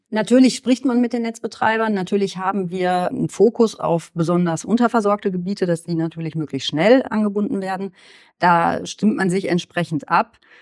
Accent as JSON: {"language": "German", "town": "Horn-Bad Meinberg", "region": "North Rhine-Westphalia", "country": "Germany", "tie": "born or raised there", "also_born_or_lived": "Steinheim", "said": "Geboren in Steinheim im Kreis Höxter, aufgewachsen in Hornbad Meinberg im Kreis Lippe."}